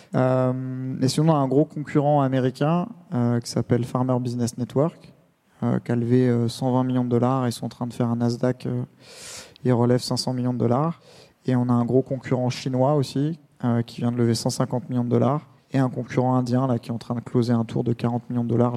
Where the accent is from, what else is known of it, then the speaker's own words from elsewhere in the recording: Essonne, Île-de-France, France; le quartier où je suis né dans l'Essonne